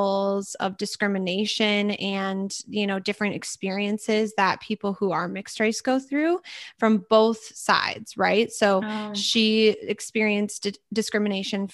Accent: Minnesota, United States; also born or lived in Edina, Minnesota / Stillwater, Minnesota; I'm from Minnesota, born and raised, went to St. Thomas, studied fashion.

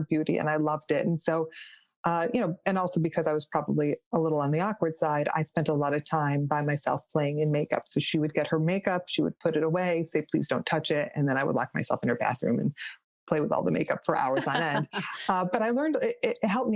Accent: Rochester, New York, United States; I grew up in Rochester, New York, just about an hour outside of, outside of Buffalo and then next door to Canada.

